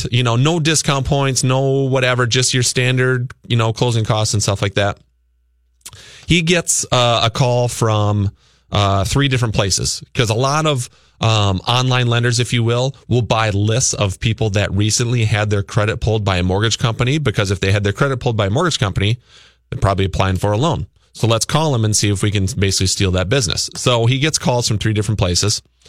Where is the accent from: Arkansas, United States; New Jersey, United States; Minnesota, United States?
Minnesota, United States; Luverne; moved away; my hometown of Laverne, Minnesota.